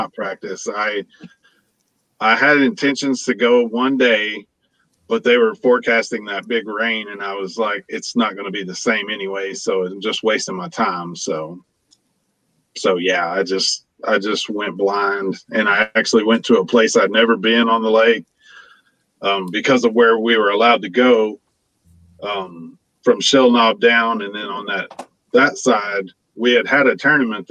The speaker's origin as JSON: {"language": "English", "region": "Oklahoma", "country": "United States", "moved": "yes", "said": "I'm originally from Oklahoma"}